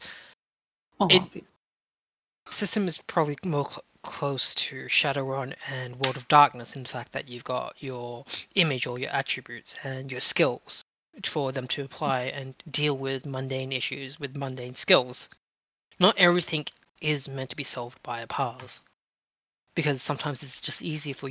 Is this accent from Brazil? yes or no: no; Australia; I'm Australian